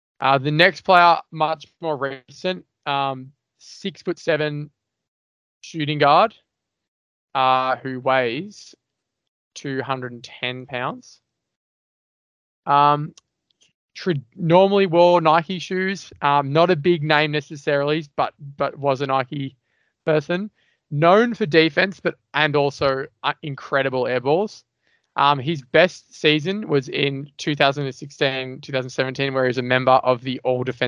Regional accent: Australia; we're Australian

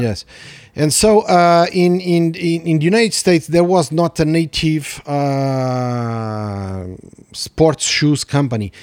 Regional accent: Mozambique; moved away; also born or lived in Portugal; I was born in Mozambique

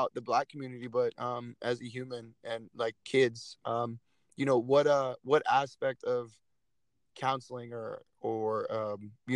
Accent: Phoenix, Arizona, United States; my hometown of Phoenix, Arizona

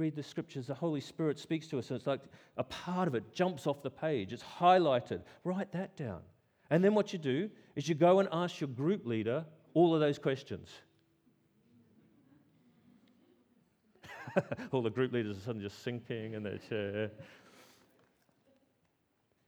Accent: Australia; I'm Australian

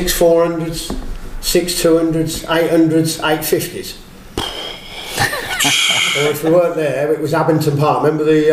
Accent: Northampton, East Midlands, United Kingdom; a young lad growing up in Northampton, playing football for your hometown club

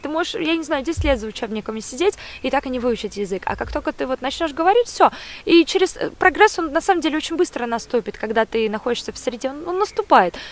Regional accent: Saint Petersburg, Russia; moved away as an adult; now in Munich, Germany; я родилась в Петербурге и, конечно, видела красоту этого города ну, потому что родилась в центре

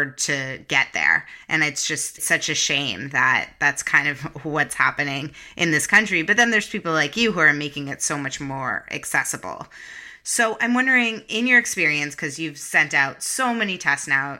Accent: Canada; now in United States; I'm originally from Canada

